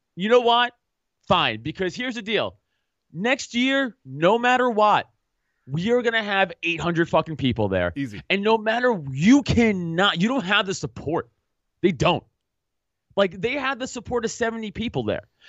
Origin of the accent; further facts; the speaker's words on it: New York City, New York, United States; I grew up playing football on Staten Island